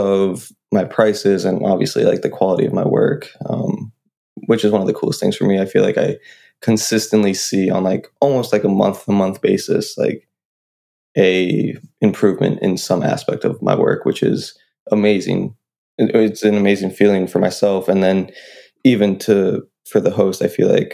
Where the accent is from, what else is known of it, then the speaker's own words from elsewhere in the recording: New Hampshire, United States; I'm from New Hampshire